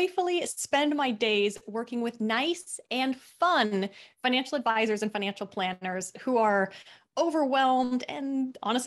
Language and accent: English; Seattle, Washington, United States; also born or lived in Australia; I'm originally from Seattle, Washington, but it's rainy and dreary there